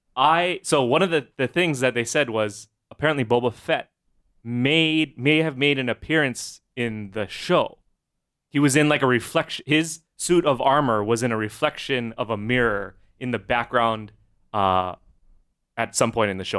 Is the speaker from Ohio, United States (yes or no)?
no; Honolulu, Hawaii, United States; now in Kailua, United States; grew up Manoa side